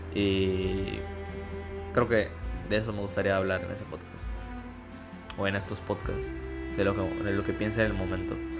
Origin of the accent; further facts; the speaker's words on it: Campeche, Mexico; soy de Campeche